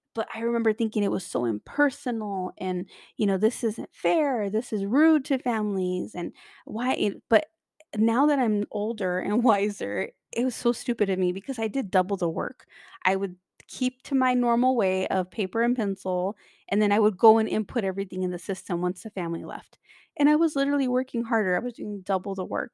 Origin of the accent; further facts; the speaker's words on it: California, United States; I come from California, I'm in Los Angeles